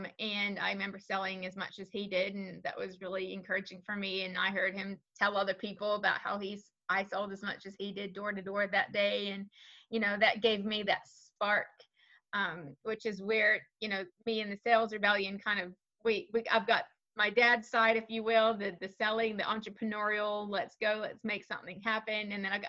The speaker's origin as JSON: {"language": "English", "country": "New Zealand", "tie": "born or raised there", "said": "So I grew up in New Zealand. I know my accent doesn't reflect what most people consider a New Zealand accent."}